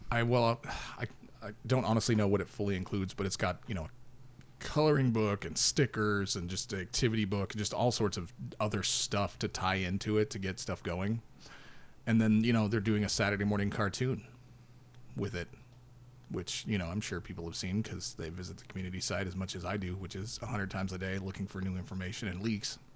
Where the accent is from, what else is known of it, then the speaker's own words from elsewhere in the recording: Alaska, United States; We're from Alaska